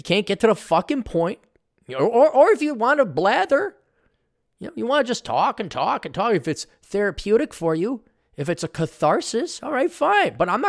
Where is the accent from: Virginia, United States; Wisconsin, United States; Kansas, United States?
Wisconsin, United States; Milwaukee; born there; By the way, I was born in Milwaukee.